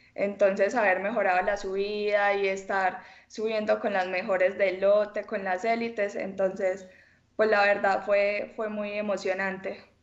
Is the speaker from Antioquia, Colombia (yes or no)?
yes; El Carmen de Viboral, Antioquia, Colombia; soy del Carmen de Oral, tengo 18 años